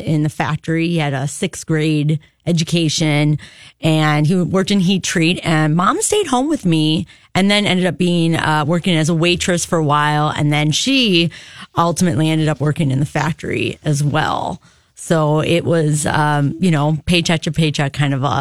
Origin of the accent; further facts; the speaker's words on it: Racine, Wisconsin, United States; Racine, Wisconsin, a great place on a great lake